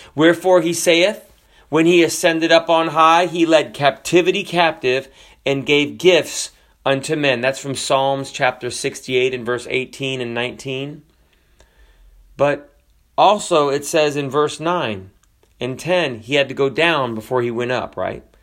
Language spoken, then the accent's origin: English; Florida, United States; also born or lived in Washington State; I'm from Florida